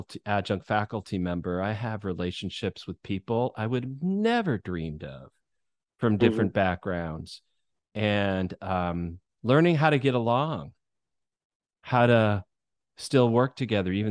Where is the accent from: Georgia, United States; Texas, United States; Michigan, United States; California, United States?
Michigan, United States; moved away; where I grew up in Michigan was a small town